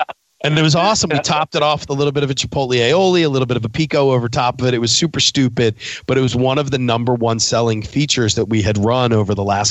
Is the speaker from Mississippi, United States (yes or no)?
no; Philadelphia, Pennsylvania, United States; I'm a northern boy. I'm from Philadelphia. You know, I'm an East Coast guy